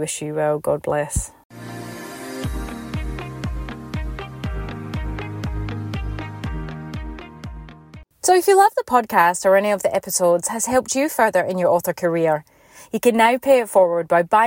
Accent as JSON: {"language": "English", "region": "Scotland", "country": "United Kingdom", "tie": "born or raised there", "moved": "yes", "lives_now": "Perth, Australia", "said": "obviously I was born here, but I grew up in Scotland, hence the accent"}